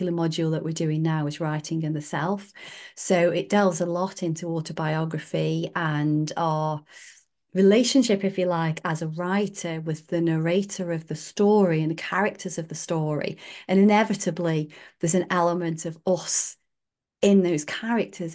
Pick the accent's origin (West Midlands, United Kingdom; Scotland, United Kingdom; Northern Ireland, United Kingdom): West Midlands, United Kingdom; Staffordshire Moorlands; I grew up in the Staffordshire Moorlands as well.